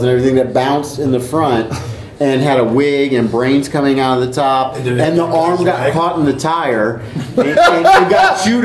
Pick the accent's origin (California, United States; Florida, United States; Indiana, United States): Indiana, United States; I'm from Indiana